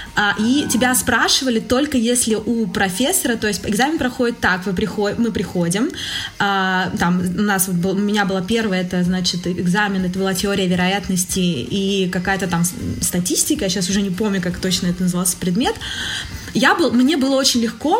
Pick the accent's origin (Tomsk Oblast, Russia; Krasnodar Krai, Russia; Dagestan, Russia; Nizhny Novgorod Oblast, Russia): Nizhny Novgorod Oblast, Russia; Nizhny Novgorod; moved away as an adult; also born or lived in Calabria, Italy; now in Italy